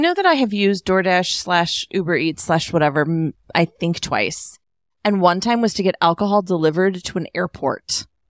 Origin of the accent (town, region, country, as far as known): Alaska, United States